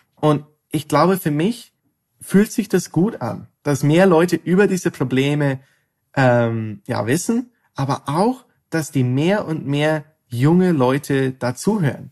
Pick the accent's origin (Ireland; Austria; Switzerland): Ireland; moved away as an adult; now in Netherlands; Ich studiere Chemie in ähm, Holland, aber ich komme ursprünglich aus Irland